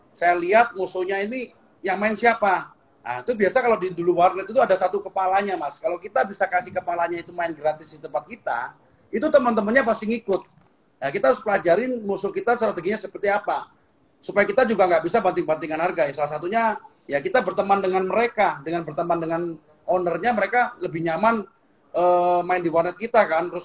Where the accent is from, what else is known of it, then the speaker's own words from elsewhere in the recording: Jember, East Java, Indonesia; born there; Karena saya hmm. lahir di Jember, dulu punya cita-cita